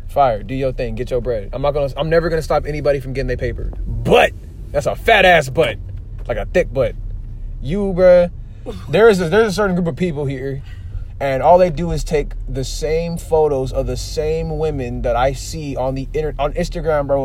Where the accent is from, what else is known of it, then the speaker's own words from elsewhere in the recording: San Jose, California, United States; I'm from San Jose and like the city is so like it's big but not big enough to be like